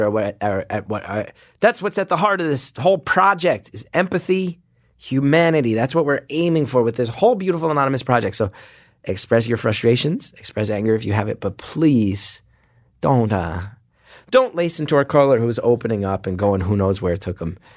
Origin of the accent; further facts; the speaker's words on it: New York City, New York, United States; my hometown, New York City